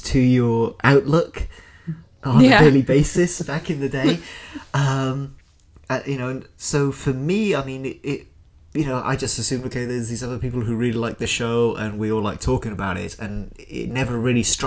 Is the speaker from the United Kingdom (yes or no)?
yes; United Kingdom; moved away; my home country, in the UK